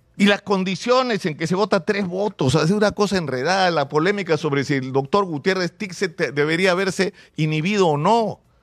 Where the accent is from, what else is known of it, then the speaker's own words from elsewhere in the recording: Peru; su condición de peruano con todos los defectos y limitaciones que tenemos